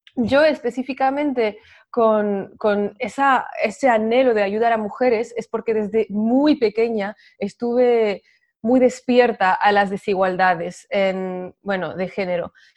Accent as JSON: {"language": "Spanish", "country": "France", "moved": "yes", "said": "yo soy de Francia"}